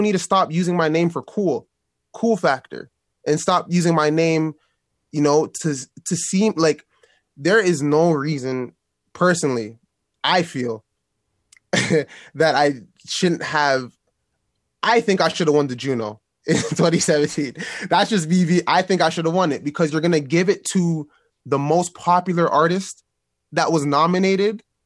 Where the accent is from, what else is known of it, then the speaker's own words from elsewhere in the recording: Toronto, Ontario, Canada; my hometown. I'm from here